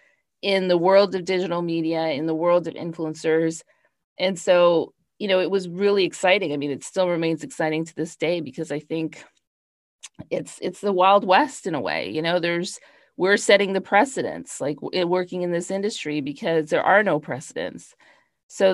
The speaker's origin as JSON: {"language": "English", "country": "Canada", "also_born_or_lived": "Toronto / New York", "moved": "as an adult", "said": "I'm Canadian. I started my career off in Toronto and then moved to New York"}